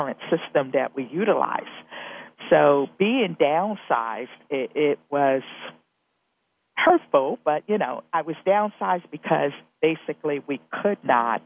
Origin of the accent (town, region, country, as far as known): East Coast, United States; moved away as an adult; also born or lived in Ohio / Indianapolis